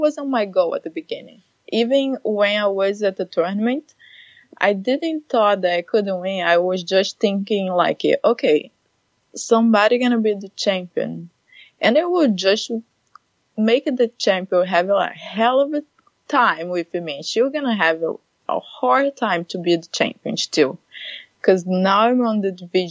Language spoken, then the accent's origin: English; Rio de Janeiro, Brazil; moved away as an adult; now in Redmond, United States; I'm from Brazil, Rio de Janeiro.